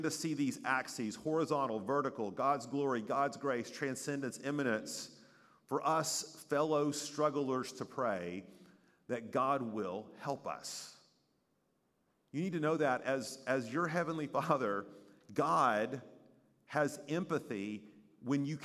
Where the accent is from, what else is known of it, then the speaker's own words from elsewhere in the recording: East Tennessee, United States; moved away as an adult; I was 6 hours away from growing up in East Tennessee